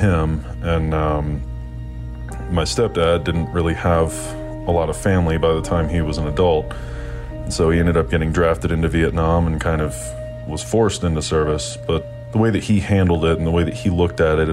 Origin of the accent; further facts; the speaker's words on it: Nashville, Tennessee, United States; I was born and raised in Nashville, Tennessee